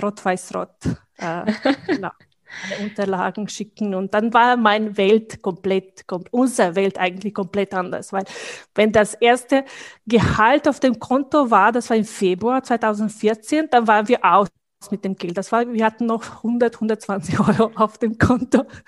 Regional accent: Bosnia & Herzegovina; German is a second language; moved away as an adult; now in Vienna, Austria; also ich komme aus Bosnien

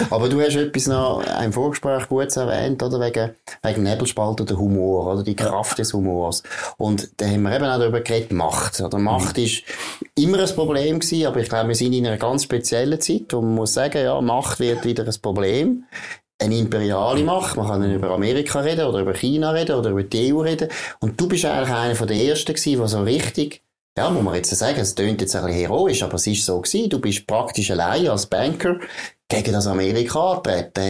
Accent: Baden, Aargau, Switzerland; Also ich meine, ich bin in Baden aufgewachsen

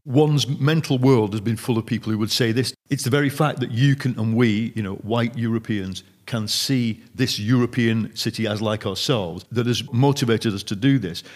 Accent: United Kingdom; as a Brit

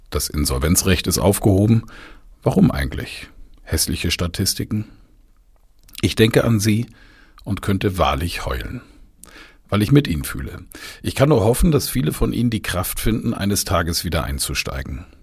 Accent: Bamberg, Bavaria, Germany; durch die Innenstadt meiner Heimatstadt Bamberg gefahren bin

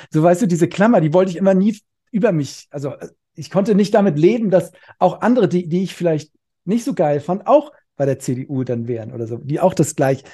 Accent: Cologne, North Rhine-Westphalia, Germany; ich komme hier aus Köln

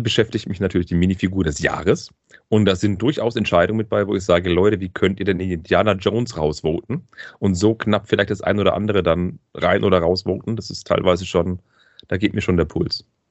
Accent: Swabia, Germany; ich bin Schwabe

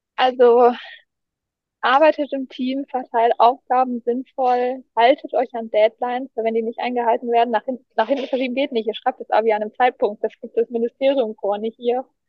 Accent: Erlangen, Bavaria, Germany; bei uns in Erlangen

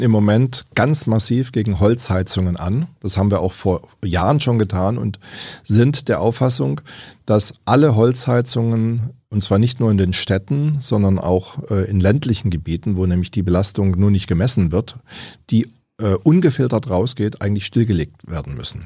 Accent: Überlingen, Baden-Württemberg, Germany; Ich auch selbst in meiner Heimatstadt Überlingen

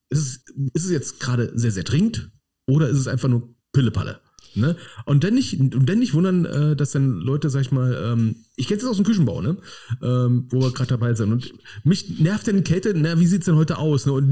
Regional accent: Berlin, Germany; Berlin, als Berliner würde ich ja auch mal sagen, ne, es, ist schon Lob, wenn man mich einfach in Ruhe lässt.

